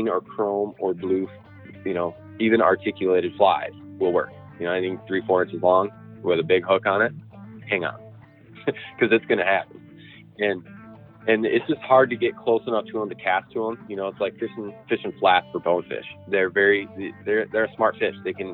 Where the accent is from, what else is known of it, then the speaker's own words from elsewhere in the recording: Newaygo, Michigan, United States; I grew up on the Muskegon River in the Newaygo area, always fishing.